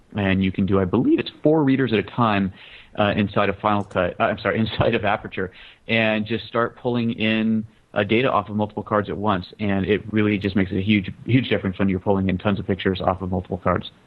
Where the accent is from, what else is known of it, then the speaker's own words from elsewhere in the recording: United States; just as an American